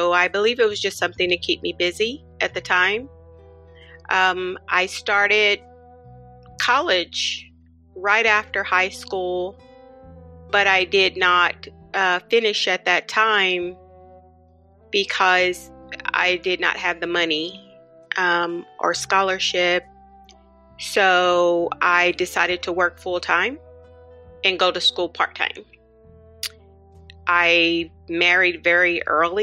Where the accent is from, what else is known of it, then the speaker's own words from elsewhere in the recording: Oklahoma City, Oklahoma, United States; I grew up here in Oklahoma City. I was born and raised here.